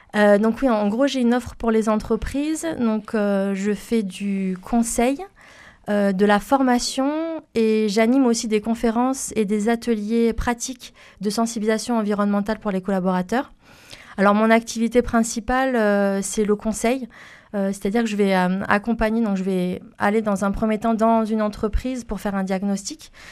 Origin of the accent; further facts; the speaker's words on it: Toulouse, Occitania, France; also born or lived in Paris region; je suis née en région parisienne et j'ai grandi sur Toulouse suite à la mutation professionnelle de mon père